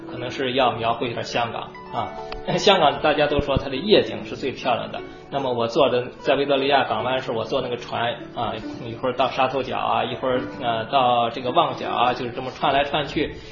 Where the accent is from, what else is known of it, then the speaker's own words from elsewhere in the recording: China; moved away as an adult; now in United States; 我们中国人